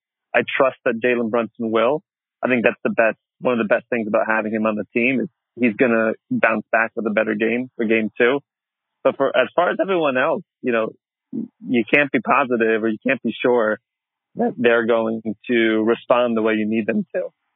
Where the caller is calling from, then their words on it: Hanoi, Vietnam; I'm calling from Hanoi in Vietnam.